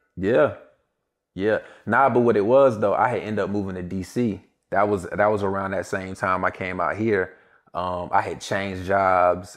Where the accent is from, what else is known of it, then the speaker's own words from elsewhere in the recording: Greensboro, North Carolina, United States; I'm from Greensboro, North Carolina